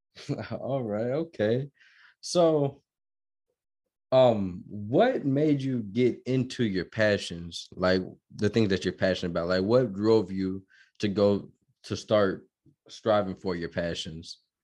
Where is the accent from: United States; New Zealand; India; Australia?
United States; Georgia; moved away as an adult; also born or lived in Minnesota / Chicago; now in Denton County, United States; I'm from Minnesota, Minnesota, Minnesota, and I was born, and I was, uh, raised in Georgia